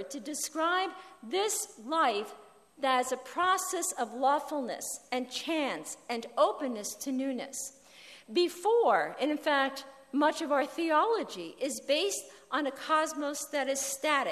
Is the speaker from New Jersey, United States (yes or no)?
yes; New Jersey, United States; where I grew up in New Jersey, we had a phone on the wall.